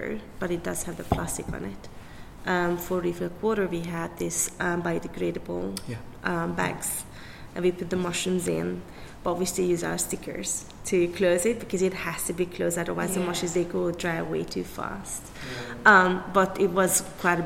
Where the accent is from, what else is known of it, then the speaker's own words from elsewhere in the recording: Budapest, Hungary; moved away as an adult; now in Belfast, United Kingdom; I'm from Hungary, Budapest